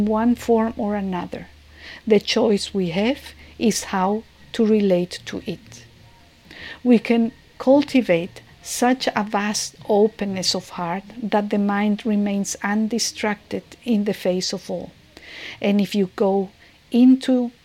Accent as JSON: {"language": "English", "region": "Mexico City", "country": "Mexico", "moved": "yes", "lives_now": "San Francisco, United States", "said": "I'm from Mexico City and I am living now in San Francisco"}